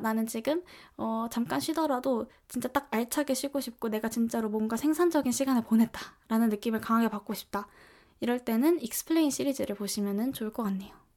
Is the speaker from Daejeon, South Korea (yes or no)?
no; Seoul, South Korea; 저는 서울에서 나고 자라서